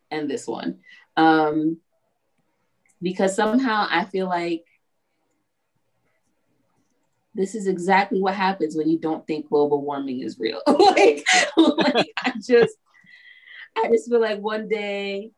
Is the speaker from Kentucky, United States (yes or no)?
no; New York, United States; I'm from New York. And I would think that my people were smarter than